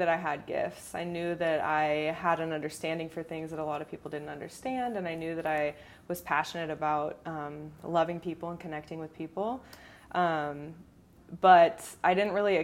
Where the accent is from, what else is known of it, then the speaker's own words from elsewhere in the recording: Orange County, California, United States; now in San Diego, United States; born and raised in Orange County. I moved to San Diego when I was around 18 years old.